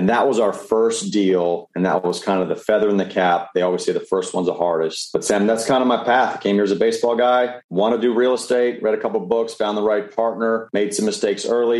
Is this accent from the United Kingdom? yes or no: no; Canada; moved away as an adult; now in United States; I came from Canada back in 2004, came down to play baseball on a scholarship.